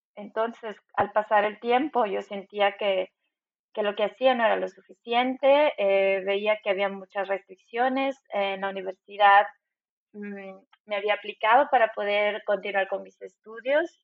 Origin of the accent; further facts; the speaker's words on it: Cochabamba, Bolivia; moved away as an adult; also born or lived in La Paz, Bolivia / Düsseldorf, Germany; now in Stuttgart, Germany; nací en La Paz, Bolivia, y también me crié en Cochabamba, una ciudad en el centro de mi país.